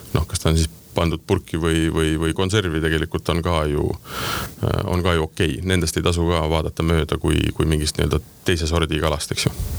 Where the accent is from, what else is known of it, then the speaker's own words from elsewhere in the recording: Tartu, Tartu County, Estonia; me oleme sama kandi mehed, mina olen Tartust pärit